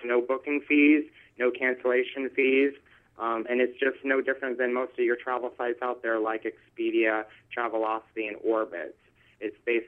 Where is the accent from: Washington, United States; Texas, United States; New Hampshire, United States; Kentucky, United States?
New Hampshire, United States; Manchester; moved away as an adult; now in Lake Forest, United States; I was actually born and raised in Manchester, New Hampshire